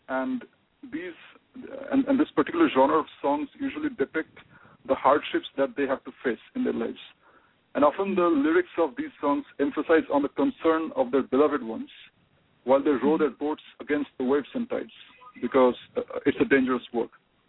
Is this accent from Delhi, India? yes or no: no; Kolkata, West Bengal, India; I'm from Kolkata.